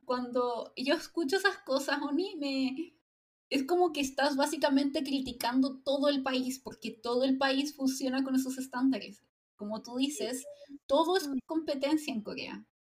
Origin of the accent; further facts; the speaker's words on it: Chile; a mí como chilena